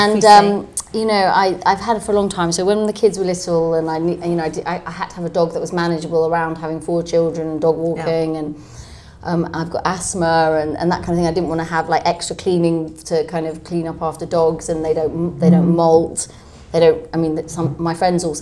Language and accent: English; London, United Kingdom; So I'm from Camden.